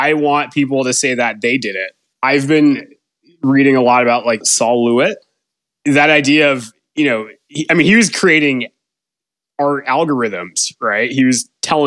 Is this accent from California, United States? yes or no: no; Boston, Massachusetts, United States; growing up in Boston, you know, a bunch of Bostonian high school friends